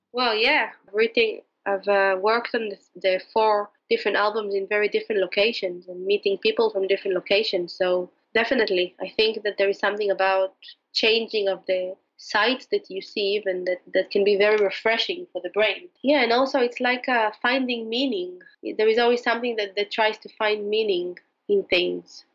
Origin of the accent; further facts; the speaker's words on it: Jerusalem, Jerusalem District, Israel; moved away; also born or lived in Spain / England / Morocco; I was born in Jerusalem